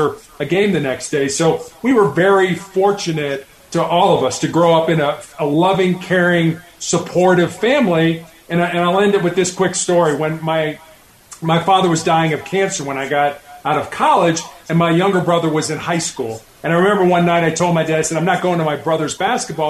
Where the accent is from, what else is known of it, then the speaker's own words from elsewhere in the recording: Chicago, Illinois, United States; moved away; also born or lived in Charleston, South Carolina; I was born and raised in Chicago